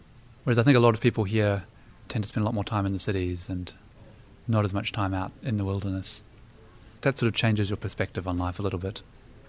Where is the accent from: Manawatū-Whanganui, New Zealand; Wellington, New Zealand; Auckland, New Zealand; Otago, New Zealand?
Wellington, New Zealand; moved away as an adult; now in Pittsburgh, United States; So I grew up in the city of Wellington in New Zealand, in a suburb of Newlands.